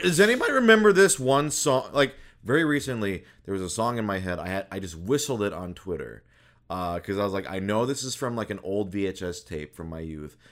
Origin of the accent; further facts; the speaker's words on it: Minnesota, United States; I was born in Minnesota.